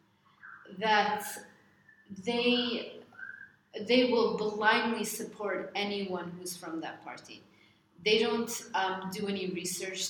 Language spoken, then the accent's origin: English; United States; moved away; I'm American